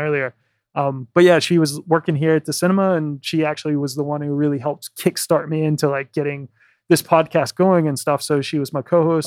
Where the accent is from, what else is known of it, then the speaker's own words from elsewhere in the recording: Virginia, United States; moved away as an adult; now in London, United Kingdom; I'm from Virginia. I never would have thought when I was a kid growing up that I'd be living in London.